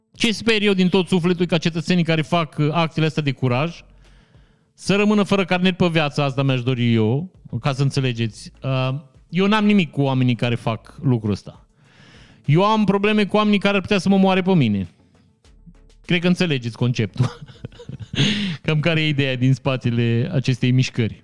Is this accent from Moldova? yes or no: no; Vișeu de Sus, Maramureș County, Romania; Eu sunt din Vișeu